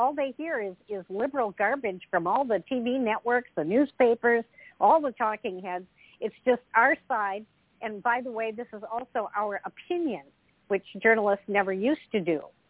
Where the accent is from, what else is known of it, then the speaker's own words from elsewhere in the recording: Minnesota, United States; I'm from Minnesota.